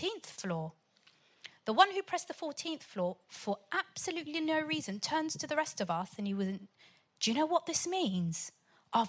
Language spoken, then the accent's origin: English; Portsmouth, South East England, United Kingdom; also born or lived in Sudan; I'm from Pompey.